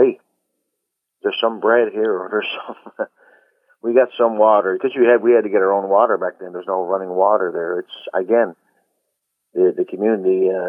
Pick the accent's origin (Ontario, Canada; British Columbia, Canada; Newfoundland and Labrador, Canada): Newfoundland and Labrador, Canada; Black Tickle; growing up there, you know, as a kid